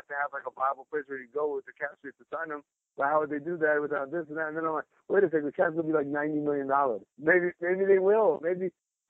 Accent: New York, United States; I'm from New York.

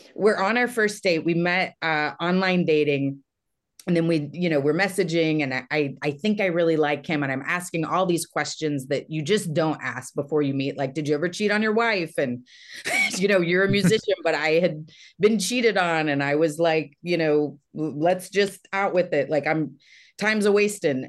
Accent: Texas, United States; moved away; also born or lived in Los Angeles; I'm from Texas, but I was in L

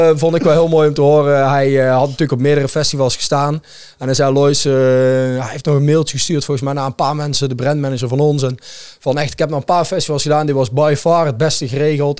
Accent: Netherlands; als Nederlander, in ieder geval werkzaam in de evenementenbranche

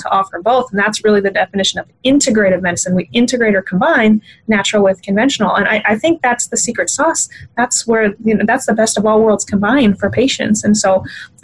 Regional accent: Iowa, United States; I'm from the Midwest, from Iowa, born and raised here.

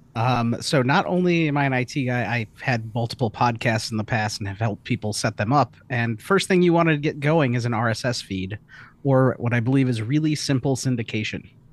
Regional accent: Chicago, Illinois, United States; I'm from the Chicagoland area

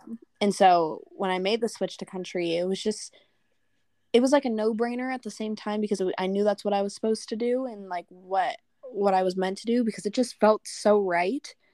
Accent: Norco, California, United States; my hometown of Norco

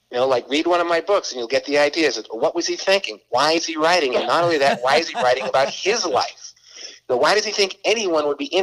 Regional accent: Boston, Massachusetts, United States; You know, now Southern girl from Alabama, and I'm, I'm from Boston, and, and we went to school in uh, Connecticut.

